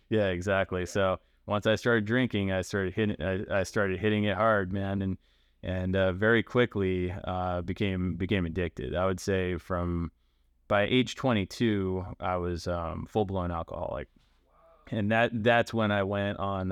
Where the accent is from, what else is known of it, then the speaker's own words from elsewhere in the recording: Baltimore, Maryland, United States; I I grew up in Baltimore, um, not like in the city, but like in the nice suburb part in Baltimore County